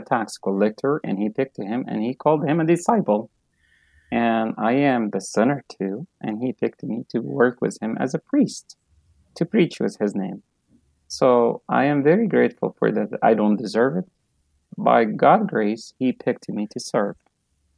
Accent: Asyut, Asyut Governorate, Egypt; moved away as an adult; also born or lived in Canada; now in United States; I was born in Egypt, grew up in Coptic Orthodox Church. I used to go to Sunday school. Then I become a servant in my church, St. George Orthodox Church in Upper Egypt, in a city called Asyut

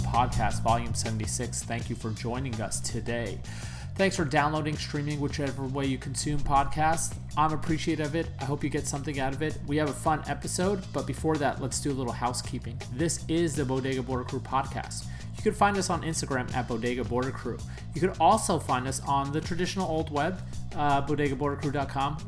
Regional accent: New York, United States; moved away; growing up in New York

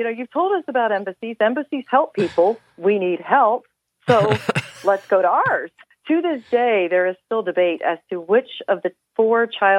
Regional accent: Florida, United States; moved away as an adult; also born or lived in Eustis, Florida / Winter Park, Florida; now in Washington, D.C., United States; So I was born in Eustis, north of Orlando, north of DeLand. My dad had moved down to Florida when he was in high school.

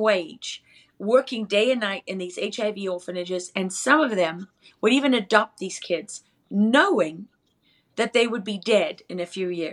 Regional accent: South Africa; I am from South Africa.

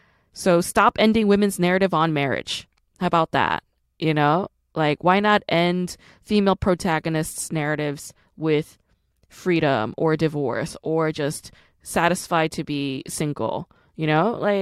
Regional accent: Busan, South Korea; accent: Gyeongsang dialect; home because I grew up with that Gyeongsangdo dialect. My dad is from Gosong, my mom is from Hapcheon, I was born in Busan, so I definitely recognize that dialect

